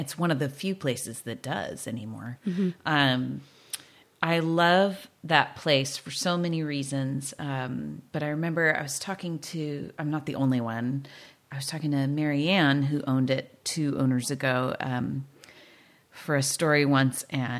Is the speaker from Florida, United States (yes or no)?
no; California, United States; And when I was a kid growing up in South County, we'd come up to Linnaeus to hang out.